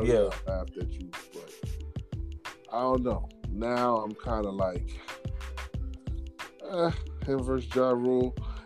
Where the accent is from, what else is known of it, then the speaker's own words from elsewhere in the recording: New York, United States; I'm from New York.